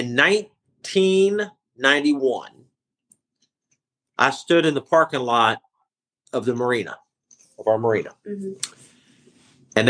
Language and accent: English; Clewiston, Florida, United States; born or raised there